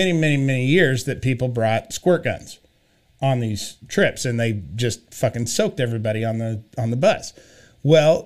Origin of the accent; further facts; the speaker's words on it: Kansas, United States; my hometown, which is about an hour and 15 minutes from Wichita